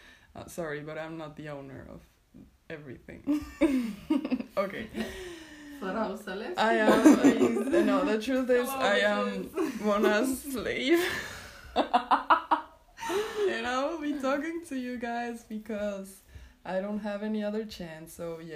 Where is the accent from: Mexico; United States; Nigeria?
Mexico; now in Hildesheim, Germany; I come from Mexico, and I am here in Hildesheim in the moment.